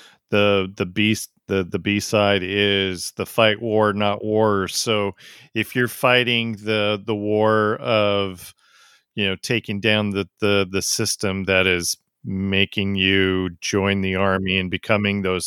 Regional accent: United States; I'm from America

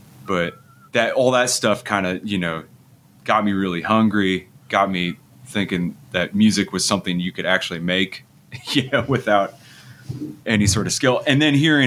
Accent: Grand Island, Nebraska, United States; also born or lived in Omaha, Nebraska; my hometown of Grand Island, Nebraska

